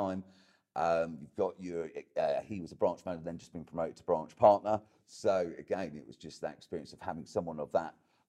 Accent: Ingatestone, East of England, United Kingdom; I was brought up in Ingatestone in Essex

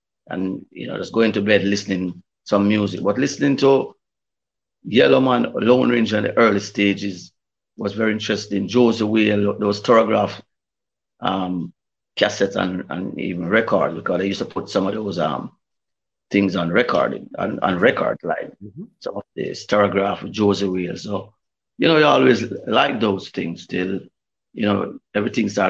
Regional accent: Mandeville, Manchester, Jamaica; also born or lived in Kingston, Jamaica / England; I grew up in Manly, Manchester

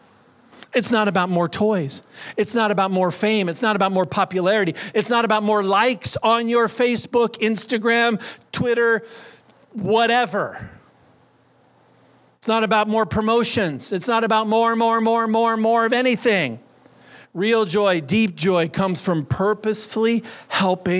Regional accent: United States; I was born here in the United States. I'm a naturalized citizen. I was raised in America.

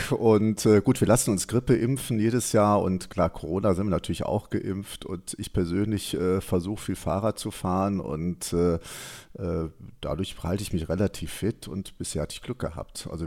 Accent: Cologne, North Rhine-Westphalia, Germany; wir kennen das ja als Kölner

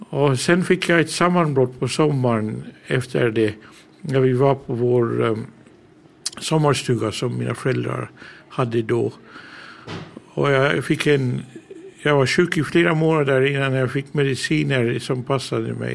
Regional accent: England, United Kingdom; first language English; Swedish is a second language; moved away as an adult; now in Åland, Finland; Jag är född och uppvuxen i England. Mina föräldrar är härifrån. Mitt modersmål är engelska. Men jag har bott i Finland i över 30 år.

